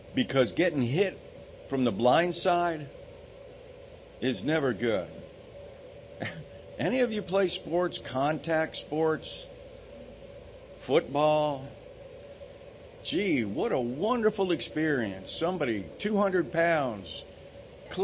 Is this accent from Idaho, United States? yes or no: no; Los Angeles, California, United States; moved away; When I was growing up in California, and that explains a lot for most of you, I know that. I grew up in L.A.